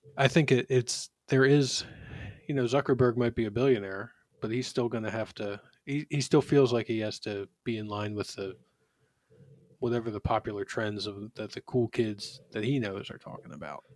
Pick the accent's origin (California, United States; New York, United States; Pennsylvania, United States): Pennsylvania, United States; Philadelphia; also born or lived in Washington, D.C.; I was born in Philadelphia, uh, and raised there.